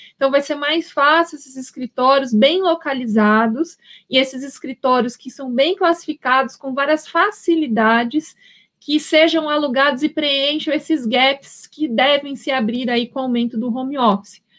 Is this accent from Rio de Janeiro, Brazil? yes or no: no; Paraná, Brazil; now in São Paulo, Brazil; eu sou paranaense